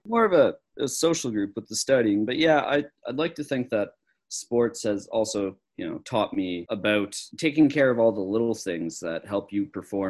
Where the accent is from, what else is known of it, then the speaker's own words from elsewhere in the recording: Clydesdale, Nova Scotia, Canada; now in Pelly Crossing, Canada; Clydesdale's out of Antigonish, which is the town. And I always thought, you know, kind of rural area, more rural.